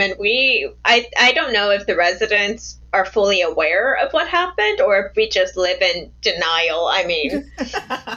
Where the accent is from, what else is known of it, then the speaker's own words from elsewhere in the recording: Truckee, California, United States; I grew up in a town called Truckee in Truckee, California